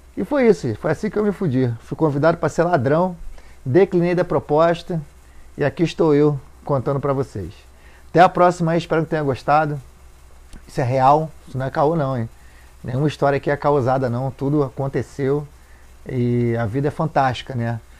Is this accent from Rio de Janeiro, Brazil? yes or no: yes; Rio de Janeiro, Brazil; desci lá no Moneró, onde eu me criei.